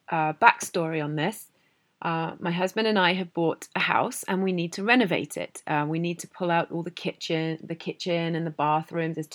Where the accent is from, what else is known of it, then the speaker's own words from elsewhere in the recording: United Kingdom; now in Canada; I'm a British person living in Canada